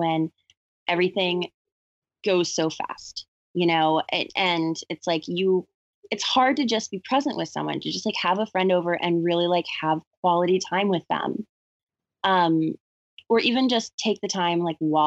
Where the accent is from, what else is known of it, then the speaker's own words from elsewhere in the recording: the South, United States; when I was growing up in the South